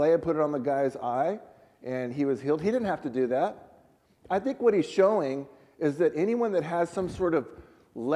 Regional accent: San Diego, California, United States; I was born in San Diego, but we've both found our lives living in Central California

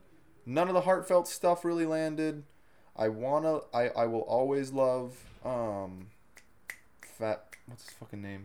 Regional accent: Colorado, United States; now in California, United States; We're from Colorado.

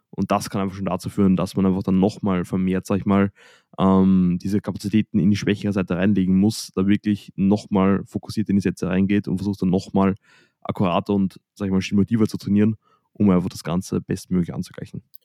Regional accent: Austria; bei uns in Österreich

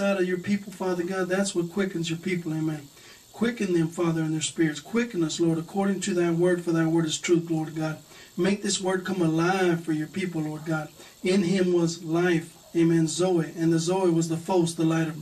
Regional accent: Texas, United States; I'm from Texas. I was born here in Texas

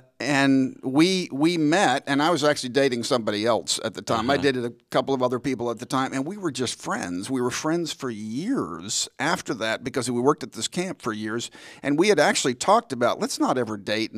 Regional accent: Dallas, Texas, United States; also born or lived in Wheaton; I grew up in Dallas

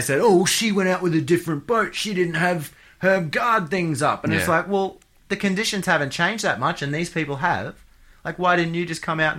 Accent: Australia; as an Australian

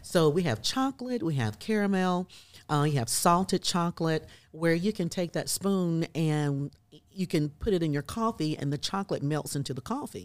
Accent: South Carolina, United States; now in Birmingham, Alabama, United States; I'm originally from South Carolina

